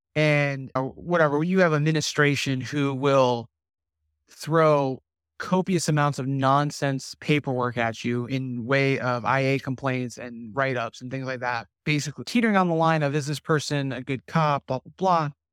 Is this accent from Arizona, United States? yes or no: no; New Jersey, United States; now in Southwest Florida, United States; I was born and raised in New Jersey